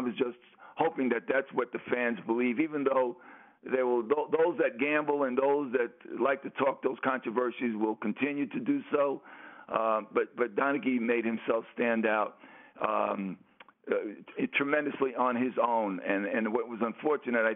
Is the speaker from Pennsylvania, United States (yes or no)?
no; New York City, New York, United States; these are the kids I grew up in Brooklyn